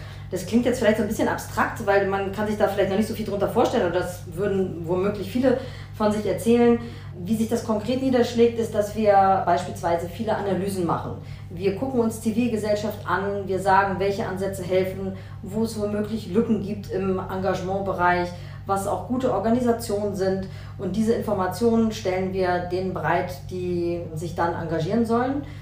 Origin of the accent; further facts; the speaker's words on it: West Germany, Germany; Ich habe da keine Erfahrung. Ich komme aus Westdeutschland.